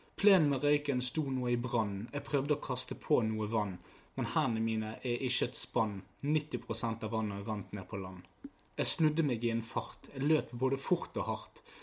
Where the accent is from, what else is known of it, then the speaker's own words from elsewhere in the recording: Bergen, Vestland, Norway; vi er fra Fyllingsdalen.